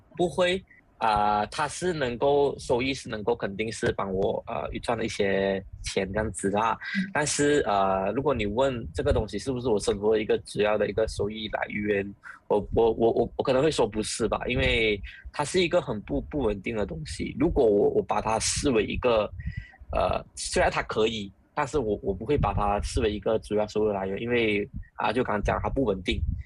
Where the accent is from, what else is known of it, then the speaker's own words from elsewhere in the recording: Malaysia; 我们马来西亚人，从小到大我们都知道什么是土著特权